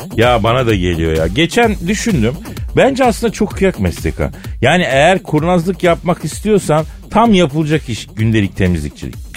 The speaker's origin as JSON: {"language": "Turkish", "country": "Turkey", "said": "Türküz kardeşim biz"}